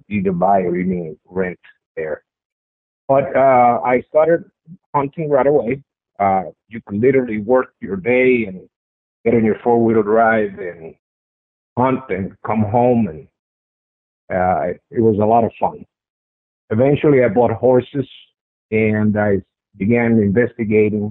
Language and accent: English; Paterson, New Jersey, United States; moved away as an adult; also born or lived in California; Born and raised in Paterson, New Jersey